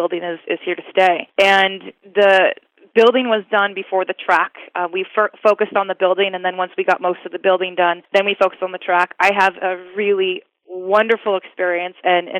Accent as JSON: {"language": "English", "region": "Southern California", "country": "United States", "tie": "born or raised there", "said": "born and raised in SoCal"}